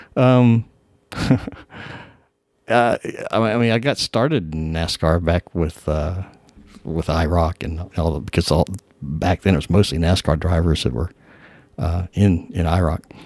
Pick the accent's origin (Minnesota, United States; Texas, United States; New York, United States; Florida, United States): Florida, United States; moved away as an adult; also born or lived in California; I grew up in Florida. Uh, in nineteen seventy-nine, I moved to California